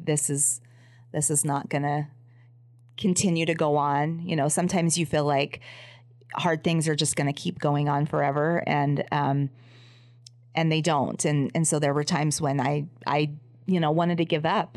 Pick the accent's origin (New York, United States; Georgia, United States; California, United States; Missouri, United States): California, United States; Los Angeles; I grew up in Los Angeles